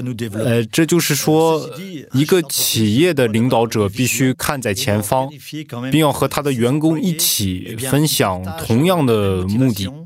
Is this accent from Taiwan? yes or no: no; France; Chinese is a second language; 我们法国人喜欢按程序做事，我们从一到二，二到三，但在中国完全不一样。